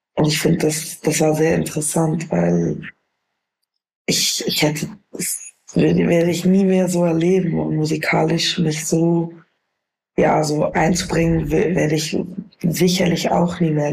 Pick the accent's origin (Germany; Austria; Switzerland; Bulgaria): Switzerland; Bern; accent: Bernese Swiss German; weil ich aus Bern bin.